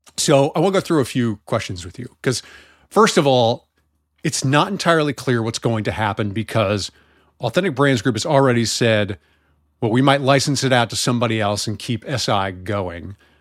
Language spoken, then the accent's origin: English; United States; I'm from America